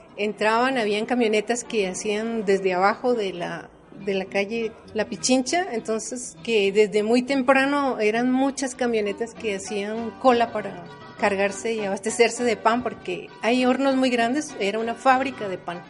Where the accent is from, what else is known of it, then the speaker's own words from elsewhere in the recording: Bogotá, Colombia; now in Quito, Ecuador; yo vengo de Bogotá